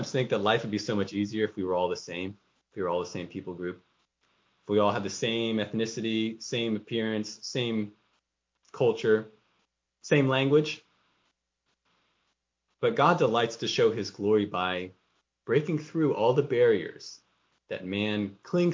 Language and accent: English; United States; our own culture, our own ethnicity, American